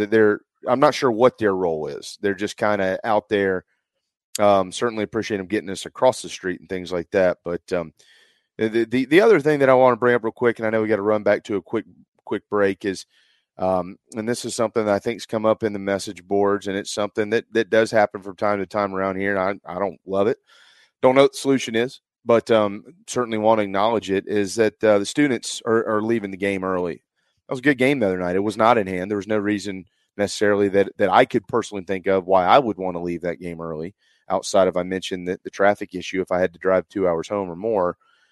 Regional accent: Philadelphia, Pennsylvania, United States; I don't care about the game because I'm from Philadelphia.

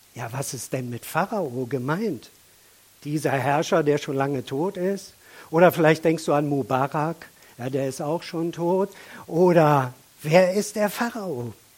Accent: Germany; auch wir als Deutsche

